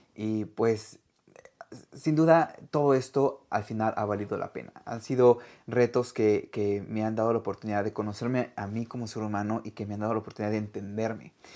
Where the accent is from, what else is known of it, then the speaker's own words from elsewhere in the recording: Mexico; now in Australia; soy chef mexicano y por el momento vivo en Australia